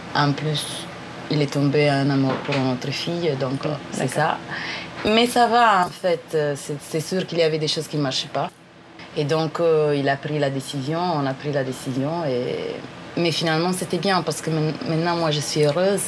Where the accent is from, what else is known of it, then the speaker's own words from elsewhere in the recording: northern Italy, Italy; French is a second language; je viens de l'Italie. Euh, je viens d'une petite ville dans le nord de l'Italie